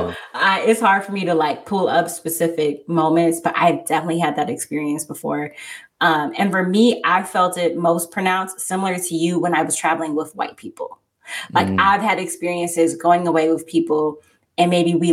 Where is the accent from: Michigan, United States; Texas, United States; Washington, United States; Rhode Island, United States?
Michigan, United States; outside of Detroit; I'm from Michigan. Oh, well, like what part of Michigan? Like, oh, like outside of Detroit or Detroit